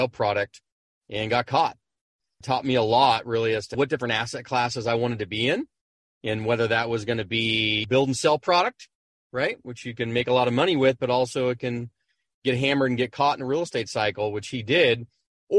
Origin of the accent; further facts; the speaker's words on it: San Diego, California, United States; born and raised in San Diego.